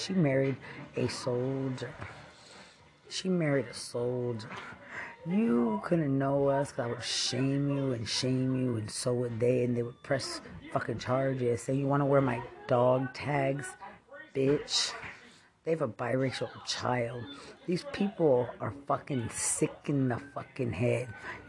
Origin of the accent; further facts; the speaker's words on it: Lubbock, Texas, United States; I'm from Lubbock.